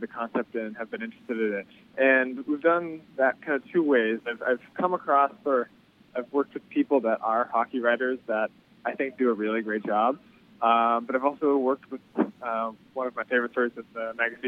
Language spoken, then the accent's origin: English; Boston, Massachusetts, United States; moved away as an adult; now in New York, United States; stay-at-home defenseman growing up in Boston